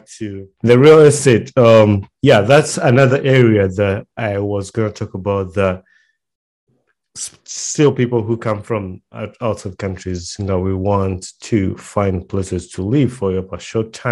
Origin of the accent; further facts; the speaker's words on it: Kampala, Central Region, Uganda; moved away; one thing that I grew up with in Uganda, and most of us in Uganda